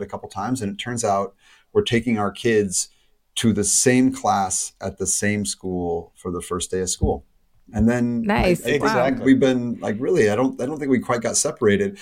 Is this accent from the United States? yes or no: yes; United States; moved away as an adult; now in Europe; we both left America to come to Europe around the same time